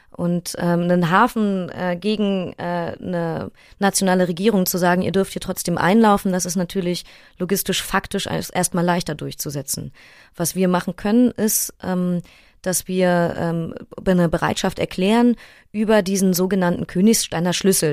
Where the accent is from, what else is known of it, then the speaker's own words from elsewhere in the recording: Berlin, Germany; Ich bin in Neukölln aufgewachsen und zur Schule gegangen